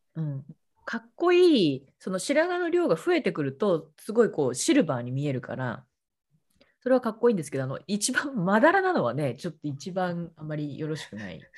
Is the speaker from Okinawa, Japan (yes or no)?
no; Kawasaki, Kanagawa, Japan; えっと、神奈川です。川崎です